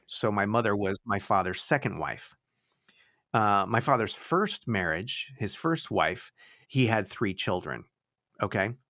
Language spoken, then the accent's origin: English; Florida, United States; also born or lived in Connecticut; we moved from Connecticut to Florida in nineteen seventy, well, late seventy-eight, the beginning of s, nineteen seventy-nine